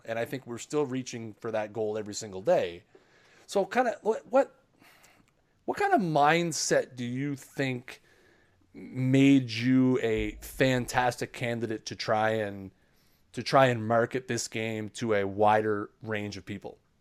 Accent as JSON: {"language": "English", "country": "Canada", "said": "I'm Canadian"}